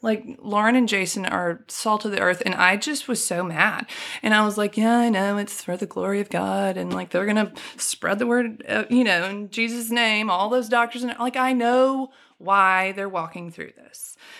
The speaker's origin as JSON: {"language": "English", "town": "Birmingham", "region": "Alabama", "country": "United States", "tie": "born or raised there", "also_born_or_lived": "Chicago, Illinois / Furman (South Carolina)", "said": "I, um, moved to, um, Birmingham when I was six years old. We moved from Chicago. I've lived here majority of my life. And I went first grade through twelfth to Vestavia"}